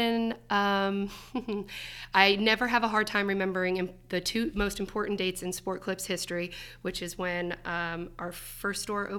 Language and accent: English; Seaside Heights, New Jersey, United States; I am originally from New Jersey.